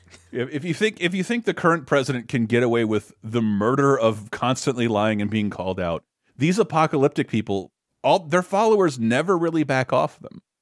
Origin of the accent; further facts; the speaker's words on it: Florida, United States; moved away; my home state, Florida